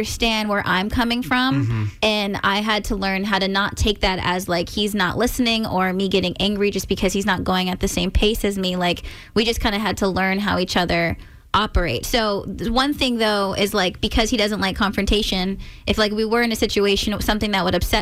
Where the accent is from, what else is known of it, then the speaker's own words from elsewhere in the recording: California, United States; moved away as an adult; now in Maryland, United States; I'm from California